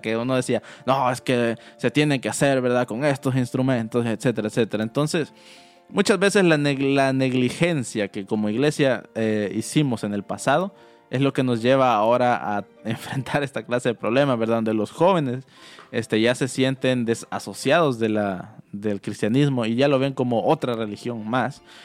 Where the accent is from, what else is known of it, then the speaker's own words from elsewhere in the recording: El Salvador; moved away; como salvadoreños, ¿verdad?, de por qué nos decían guanaco